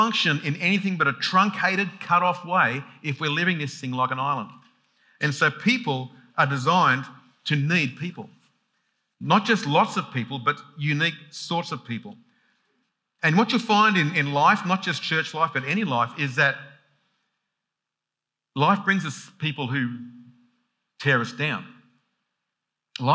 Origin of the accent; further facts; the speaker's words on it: Sydney, New South Wales, Australia; when I grew up in Sydney, even Sydney, 4 million people, I knew my street.